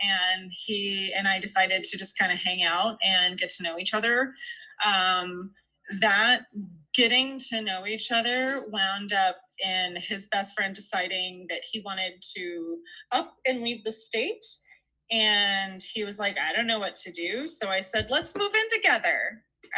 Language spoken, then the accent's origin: English; Tucson, Arizona, United States; I'm from Tucson